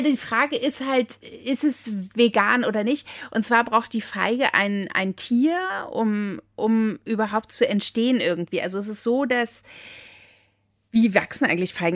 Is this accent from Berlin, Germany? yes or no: yes; Berlin, Germany; ich komme ja aus dem Friedrichshain